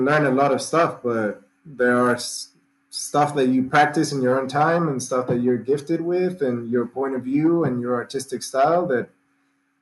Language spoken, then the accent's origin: English; Mendoza, Argentina; I'm from Mendoza. It's the capital of wine here.